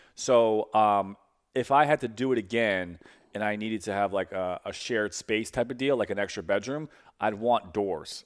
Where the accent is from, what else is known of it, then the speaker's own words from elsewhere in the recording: New York City, New York, United States; now in St. Louis, United States; I'm from Brooklyn. My family moved to, to St. Louis and then moved back two years ago.